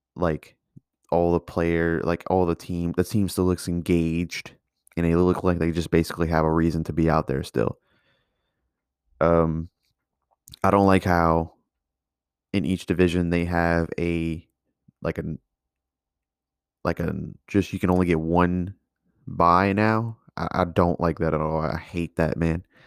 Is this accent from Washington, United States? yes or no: no; Louisiana, United States; I'm from Louisiana